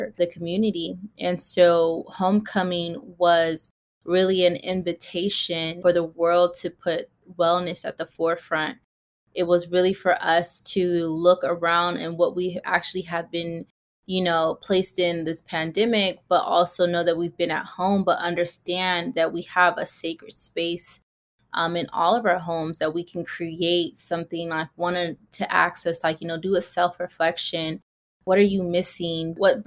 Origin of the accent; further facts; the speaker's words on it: Pasadena, California, United States; also born or lived in Inland Empire, California; I grew up like in the Pasadena area when I was younger and went to school in the Inland Empire.